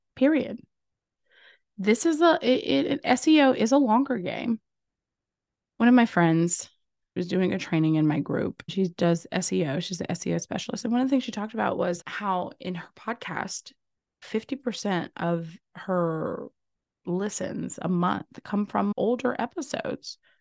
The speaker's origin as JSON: {"language": "English", "region": "Louisiana", "country": "United States", "said": "I'm from Louisiana"}